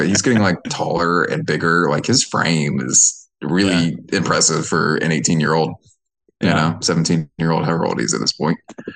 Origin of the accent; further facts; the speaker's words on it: Georgia, United States; I'm from Reagan, Georgia